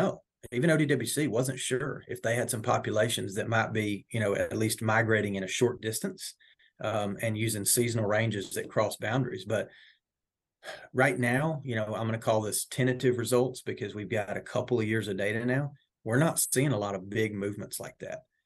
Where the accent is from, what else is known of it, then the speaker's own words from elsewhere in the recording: Northwest Georgia, United States; moved away as an adult; also born or lived in North Carolina; now in Oklahoma, United States; I'm originally from Northwest Georgia.